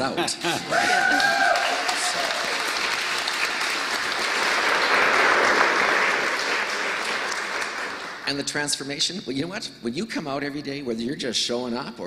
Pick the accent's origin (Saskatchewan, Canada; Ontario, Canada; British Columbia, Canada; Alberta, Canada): Saskatchewan, Canada; Estevan; moved away; I'm from Saskatchewan, grew up in a very loving but alcoholic family. Left Estevan as quickly as I could